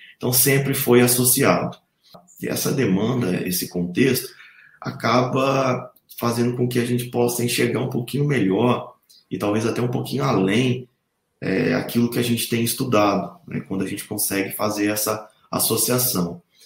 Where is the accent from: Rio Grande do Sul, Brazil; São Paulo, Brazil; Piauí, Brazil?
São Paulo, Brazil; Assis; moved away as an adult; also born or lived in Santa Catarina / Lavras, Minas Gerais; now in Brasília, Brazil; Esse curso foi feito numa faculdade de tecnologia da minha cidade natal, Assis.